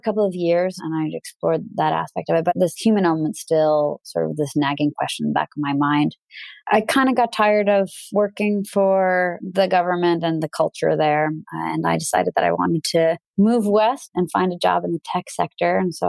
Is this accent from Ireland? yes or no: no; Russia; first language Russian; English is a second language; I'm originally from Russia. So I speak Russian fluently